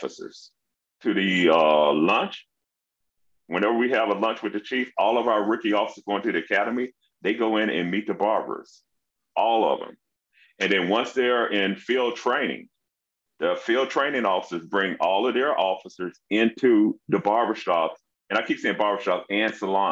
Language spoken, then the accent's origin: English; Memphis, Tennessee, United States; now in Irving, United States; I grew up in Memphis, Tennessee